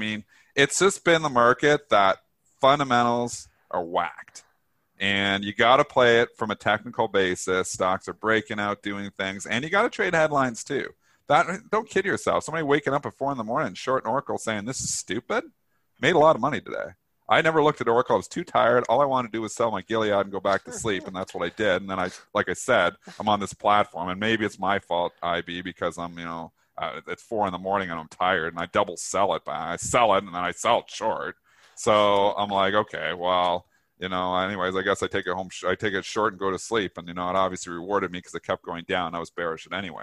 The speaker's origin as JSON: {"language": "English", "country": "Canada", "said": "I am Canadian"}